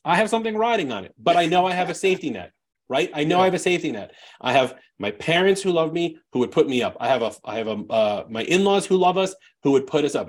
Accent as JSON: {"language": "English", "region": "New York", "country": "United States", "said": "I'm just I'm just from New York."}